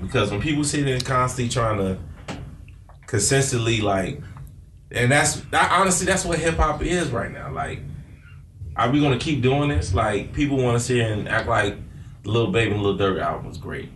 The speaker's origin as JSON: {"language": "English", "town": "Chicago", "region": "Illinois", "country": "United States", "said": "I'm from Chicago"}